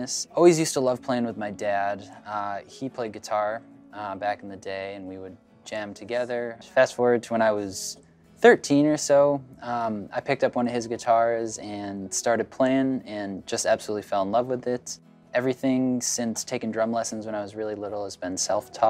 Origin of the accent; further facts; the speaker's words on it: Wauwatosa, Wisconsin, United States; I'm from Wauwatosa, Wisconsin.